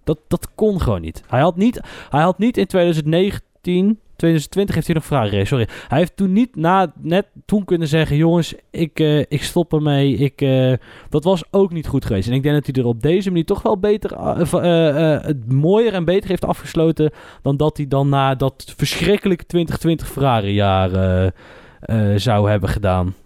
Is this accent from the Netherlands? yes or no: yes; Netherlands; wij zijn Nederlanders